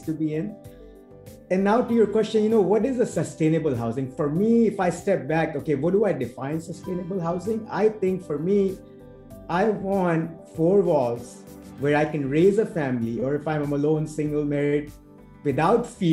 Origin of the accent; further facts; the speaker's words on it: Agra, Uttar Pradesh, India; moved away; when I was growing up in India in that little colony of ours in Agra